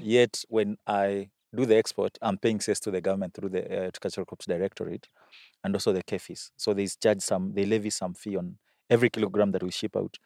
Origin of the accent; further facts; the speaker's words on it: Makueni County, Kenya; I come from Akwene.